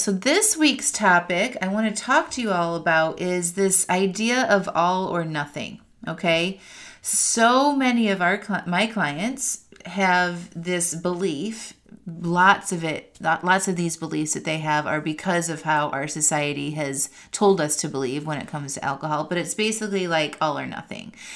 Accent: outside of Chicago, Northwest Indiana, United States; moved away as an adult; also born or lived in California / Seattle, Washington; now in North Carolina, United States; I grew up in the Midwest outside of Chicago in Northwest Indiana

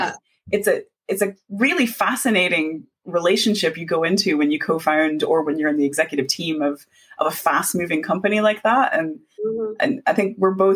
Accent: United States; moved away; We're both immigrants. So she's from Hong Kong and I'm from America

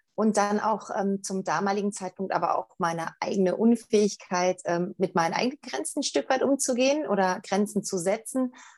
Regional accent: Germany; hier bei uns in Deutschland

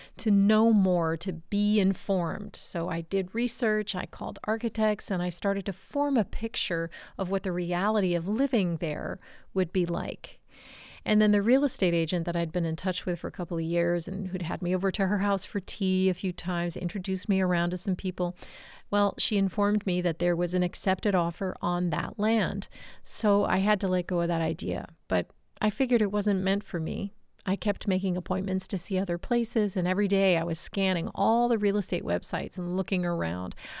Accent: United States; moved away as an adult; also born or lived in Canada; now in France; I was born and raised in the United States and considered American by my family standards

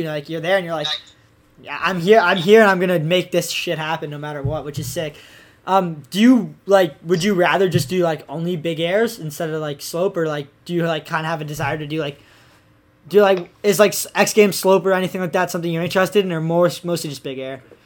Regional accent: Ontario, Canada; I'm like basically the only skier in all the area, and well, like at least in my hometown. So like, and in Ontario

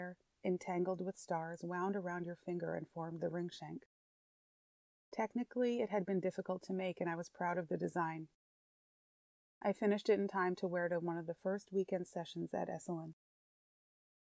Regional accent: New York, United States; as a New Yorker and a city dweller

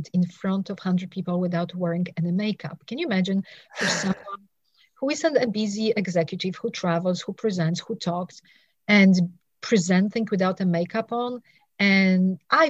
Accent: Poland; also born or lived in England; now in United States; I was living in England. I'm originally from Poland

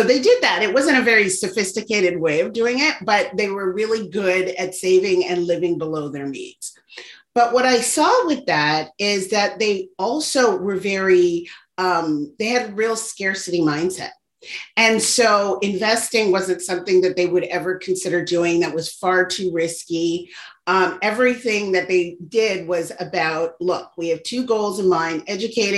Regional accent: Toronto, Ontario, Canada; I was born and raised in Toronto, Canada, and my parents were immigrants from Barbados.

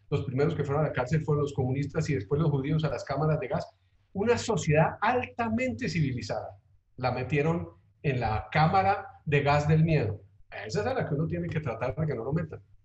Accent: Colombia; nosotros somos muy malos para lo colectivo, Felipe, en Colombia

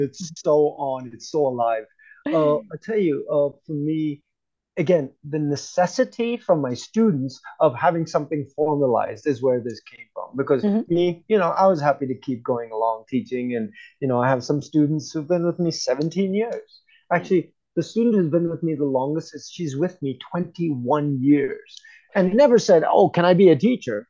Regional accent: United States; moved away; growing up in the United States

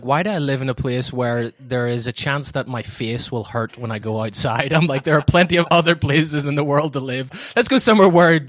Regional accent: Ireland; moved away as an adult; also born or lived in Scotland / England / Massachusetts, United States; I grew up in Ireland all my life until just after high school. Went to college in Scotland, started my career in England, and then in about 2013 moved over, first of all, to Massachusetts, joined the family business

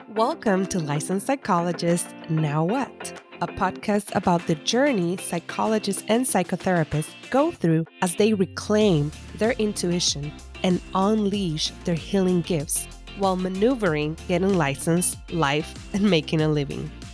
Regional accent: East Coast of Puerto Rico, Puerto Rico; I am, was born and raised in the East Coast of Puerto Rico.

